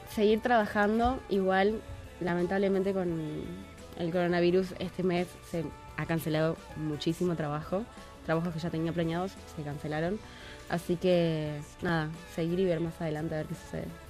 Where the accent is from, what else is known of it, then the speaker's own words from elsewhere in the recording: Argentina; now in Mexico; yo soy argentina